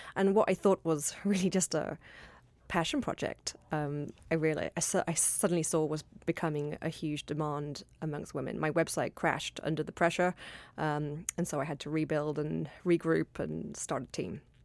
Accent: London, United Kingdom; London, my hometown

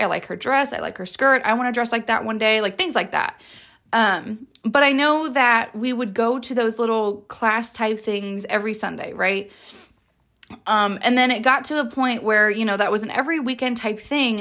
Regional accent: Jacksonville, Florida, United States; I am from Jacksonville, Florida

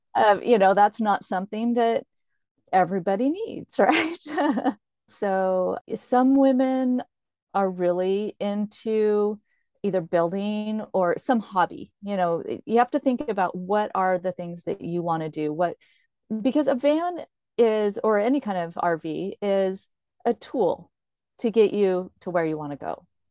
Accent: Corvallis, Oregon, United States; moved away as an adult; I'm from Corvallis, Oregon.

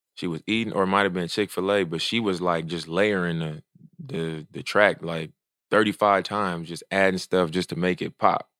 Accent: Oakland, California, United States; I'm from Oakland

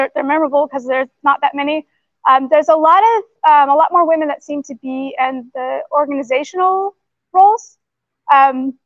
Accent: Atlanta, Georgia, United States; moved away as an adult; now in New Zealand; I grew up in Atlanta

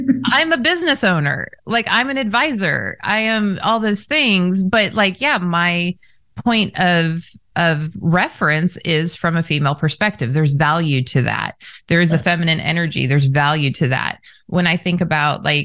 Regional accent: Southern California, United States; I was raised in Southern California

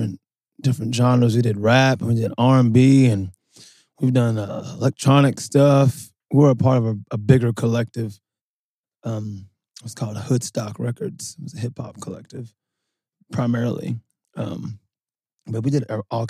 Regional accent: Louisville, Kentucky, United States; I grew up in Louisville

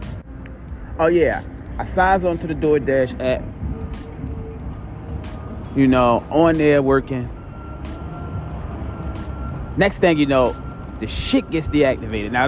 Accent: Baltimore, Maryland, United States; I'm from East Baltimore.

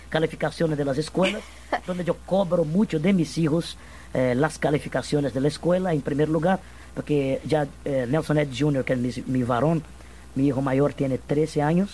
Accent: Minas Gerais, Brazil; yo soy mineiro de Minas Gerais

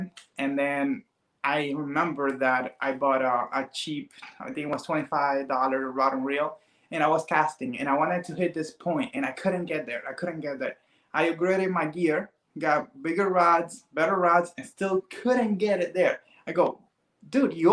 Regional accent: Cuba; now in Miami, United States; I'm Cuban, so I wasn't born here. I was born in Cuba. I came here like, 21 years ago

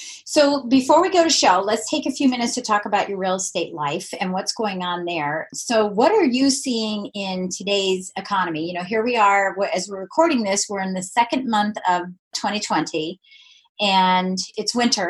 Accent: Colorado, United States; now in Virginia, United States; I'm from Colorado. I love interviewing people from Colorado. You know what's so funny? I hardly ever interview anybody from Virginia, which is where I've lived the longest.

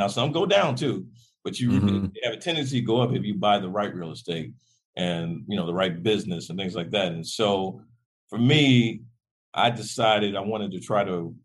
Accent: Detroit, Michigan, United States; I grew up in Detroit

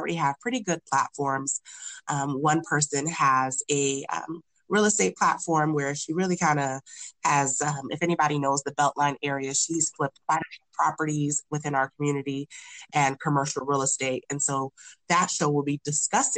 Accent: United States; also born or lived in Nigeria (ancestry); growing up as a first gen Nigerian

